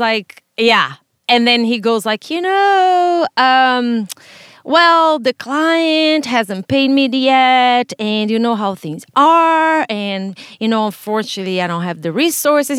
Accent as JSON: {"language": "English", "country": "Brazil", "tie": "born or raised there", "moved": "yes", "lives_now": "United States", "said": "I was born in Brazil, raised there"}